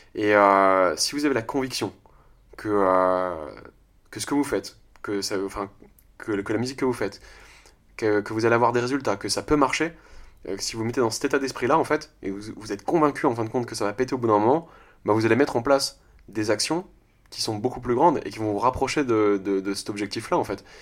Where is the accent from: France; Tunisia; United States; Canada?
France; je suis français